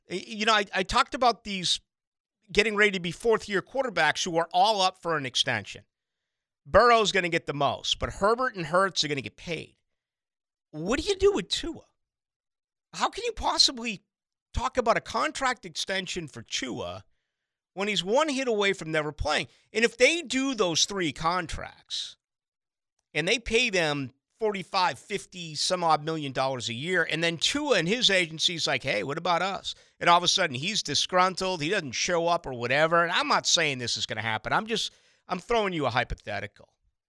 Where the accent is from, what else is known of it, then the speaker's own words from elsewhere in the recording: Boston, Massachusetts, United States; moved away; back in my hometown of Boston